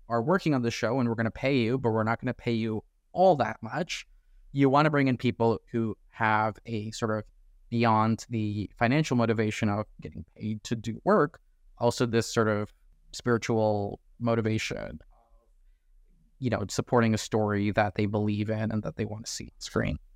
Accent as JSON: {"language": "English", "town": "Toronto", "region": "Ontario", "country": "Canada", "tie": "born or raised there", "said": "I'm from Toronto. I get a chance to go to Tiff every year 'cause it's hometown"}